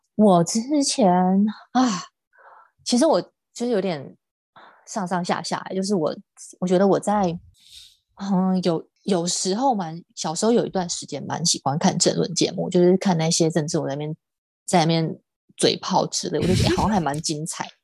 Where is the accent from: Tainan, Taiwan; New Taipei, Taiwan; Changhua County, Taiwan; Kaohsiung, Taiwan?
Tainan, Taiwan; 我是台南人